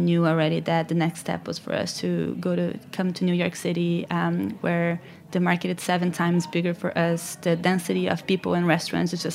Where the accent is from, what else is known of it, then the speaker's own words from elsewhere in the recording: Brazil; moved away as an adult; I'm from Brazil